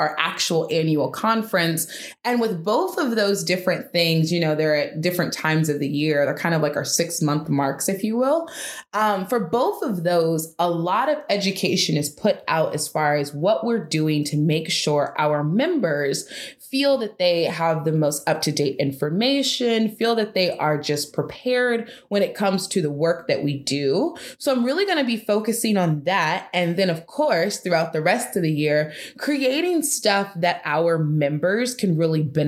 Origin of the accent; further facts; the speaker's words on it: Atlanta, Georgia, United States; moved away; also born or lived in Las Vegas / Alabama; I'm originally from Atlanta, Georgia. I've lived all over different places. I've lived in Las Vegas. I've lived in Alabama